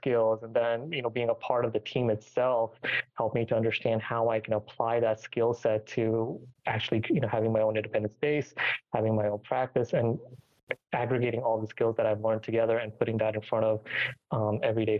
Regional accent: Richmond, Virginia, United States; also born or lived in Tampa Bay, Florida; transferred back to my hometown to Richmond, Virginia

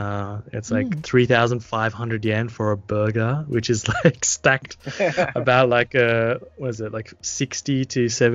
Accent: Cairns, Queensland, Australia; now in Japan; I'm from Cairns.

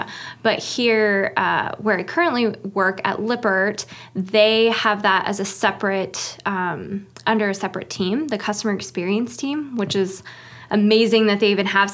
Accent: Upland, Indiana, United States; moved away as an adult; also born or lived in Idaho; now in South Bend, United States; I am from Mid-East Indiana, over by Ball State. If you know where Taylor University is, it's called Upland, Indiana.

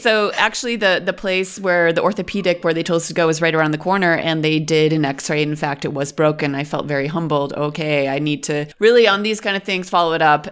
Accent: Western New York, United States; first language English; moved away as an adult; now in Berlin, Germany; I am from Western New York. It's a suburban area in America, and I grew up in a pretty conservative family

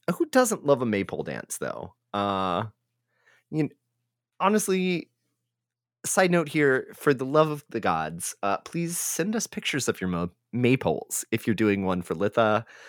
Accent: Texas, United States; as a Texan

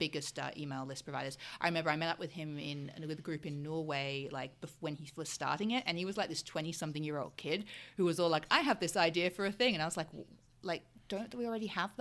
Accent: Australia; moved away; also born or lived in United Kingdom; I'm from Australia originally

